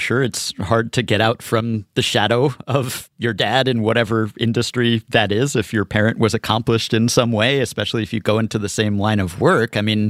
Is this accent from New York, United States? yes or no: yes; New York, United States; I'm a New Yorker